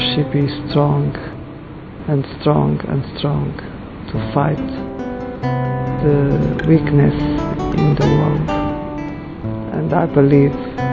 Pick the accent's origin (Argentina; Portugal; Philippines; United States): Portugal; I'm from Portugal.